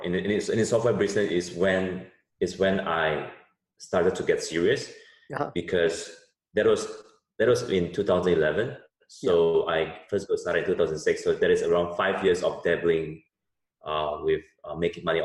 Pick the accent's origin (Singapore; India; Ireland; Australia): Singapore; also born or lived in United States; now in Jakarta, Indonesia; I grew up in Singapore